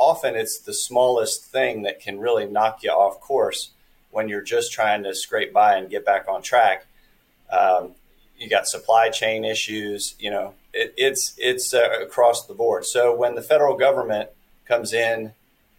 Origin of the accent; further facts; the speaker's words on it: Lexington, United States; my hometown of Lexington